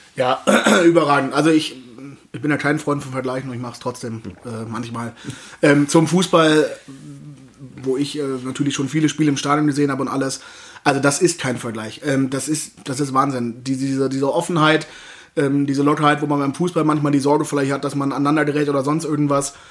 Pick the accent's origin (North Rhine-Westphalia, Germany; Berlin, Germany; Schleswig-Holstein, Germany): North Rhine-Westphalia, Germany; Cologne; moved away; in meiner Heimat